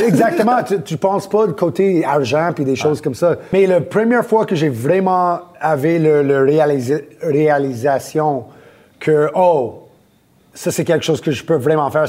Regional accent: Laval, Quebec, Canada; also born or lived in Montreal / Orlando; né, à Montréal, à cartierville Ville-Saint-Laurent, quand j'étais jeune. On a déménagé à Laval. J'étais là pour euh, la plupart de mon, ma jeunesse

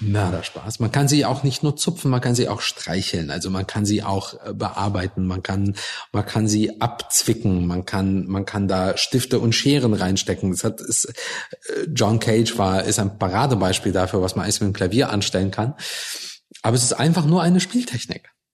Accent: Germany; born or raised there; also born or lived in Russia

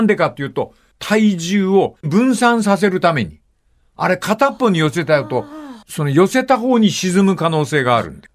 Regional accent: Fukuoka, Japan; moved away; 私の実家は博多区です。

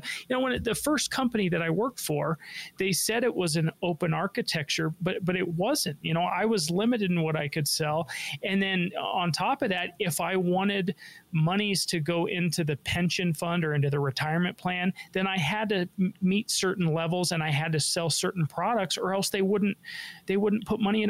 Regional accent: Denver, Colorado, United States; I was born and raised in Denver

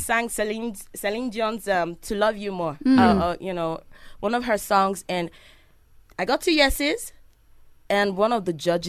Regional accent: Lagos, Nigeria; also born or lived in Ekiti State; Okay, I was born in Isolo, Lagos State, Nigeria.

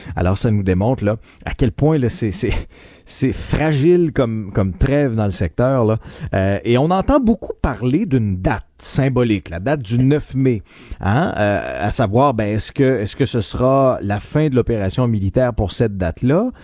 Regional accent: Abitibi-Témiscamingue, Quebec, Canada; je suis originaire de la BTB-Témiscamingue.

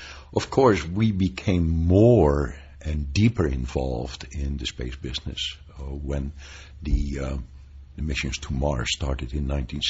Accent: Netherlands; moved away as an adult; also born or lived in Pasadena, California; now in United States; I came as an immigrant from Holland in 1962.

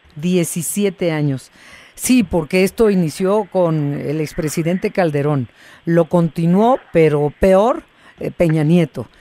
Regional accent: Mexico; como mexicanos

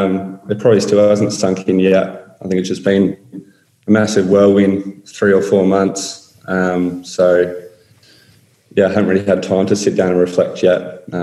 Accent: Australia; geez, I'm an Australian, why is he trying to help me?

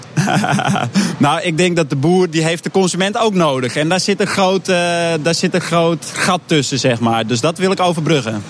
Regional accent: Netherlands; als Hollander uit het Veenweidegebied

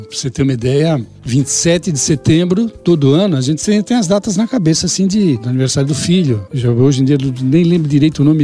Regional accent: São Paulo, Brazil; São Paulo.

